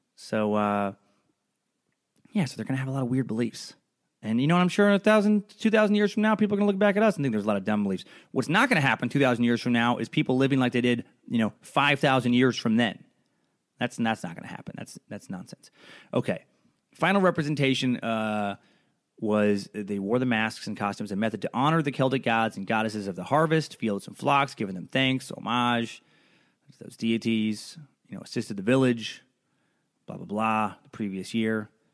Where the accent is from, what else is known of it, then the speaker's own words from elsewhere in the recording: Idaho, United States; growing up in Idaho